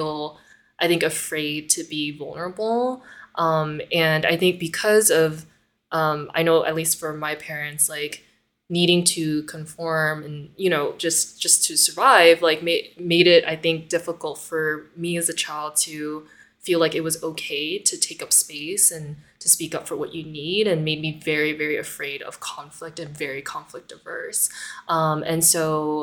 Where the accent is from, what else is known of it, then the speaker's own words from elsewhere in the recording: United States; being Asian American, being a daughter of like refugees, like my parents are both people from Vietnam